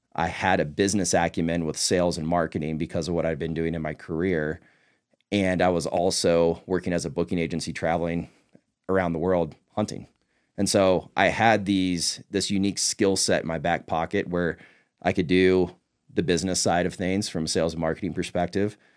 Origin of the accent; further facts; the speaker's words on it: Northeast Texas, United States; I grew up in Northeast Texas